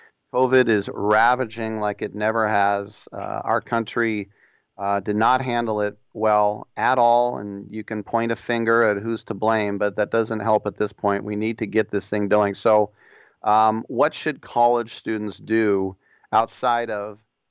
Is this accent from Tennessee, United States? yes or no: no; Richmond, California, United States; I'm from Richmond, California